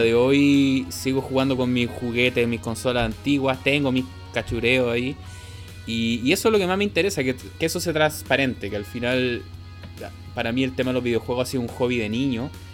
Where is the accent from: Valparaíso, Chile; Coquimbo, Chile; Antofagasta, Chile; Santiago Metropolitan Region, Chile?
Santiago Metropolitan Region, Chile; Santiago; yo soy de Santiago